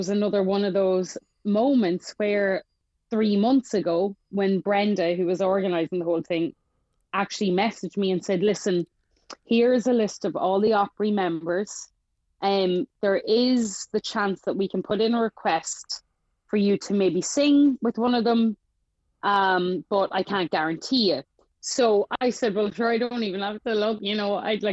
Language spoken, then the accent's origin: English; Ireland; I'm from Ireland